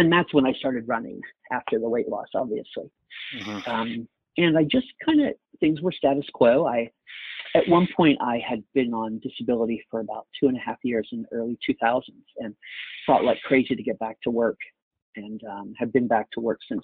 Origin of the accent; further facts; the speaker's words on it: Maryland, United States; I'm from Maryland